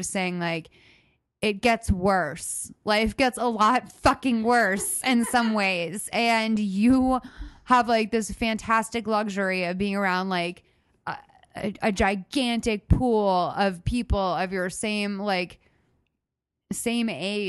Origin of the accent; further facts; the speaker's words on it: United States; I like a little bit of money. I'm American.